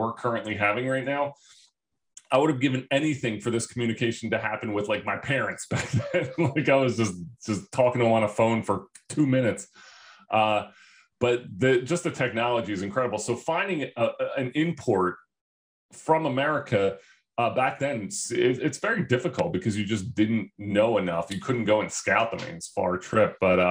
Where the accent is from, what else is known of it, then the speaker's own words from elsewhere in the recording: Philadelphia, Pennsylvania, United States; also born or lived in New Jersey; I'm from Philly